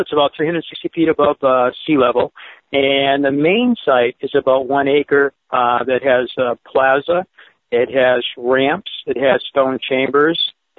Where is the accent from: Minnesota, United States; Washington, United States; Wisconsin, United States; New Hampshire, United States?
New Hampshire, United States; Derry; I've lived on a farm up in Vermont for 3 years, and I was surrounded by farms when I grew up in Derry, New Hampshire